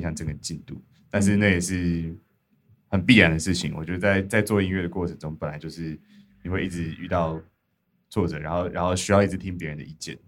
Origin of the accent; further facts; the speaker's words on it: Dahu, Miaoli County, Taiwan; 我跟 James 其实是小时候在大湖长大，嗯。苗栗大湖，所以有草莓的故乡，草莓